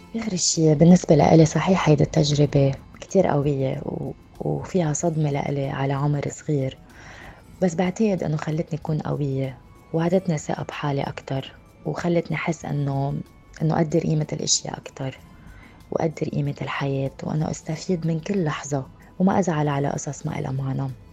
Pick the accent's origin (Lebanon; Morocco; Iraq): Lebanon; now in United Arab Emirates; أنا من لبنان وعمري 30 سنة وعايشة بالإمارات